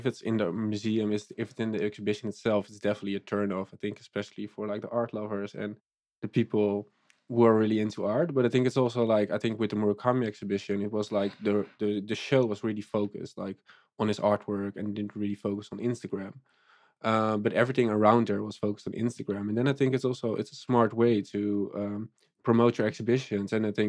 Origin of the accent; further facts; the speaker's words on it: Netherlands; from the Netherlands